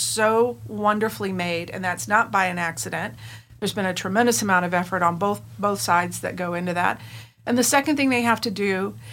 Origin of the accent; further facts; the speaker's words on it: South Central Kansas, United States; the farm on which I was raised in South Central Kansas